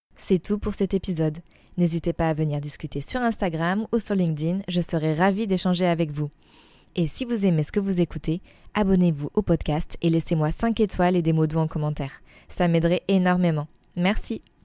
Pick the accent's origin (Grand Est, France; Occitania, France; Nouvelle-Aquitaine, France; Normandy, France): Nouvelle-Aquitaine, France; Poitiers; dans les rues de ma ville natale, à savoir Poitiers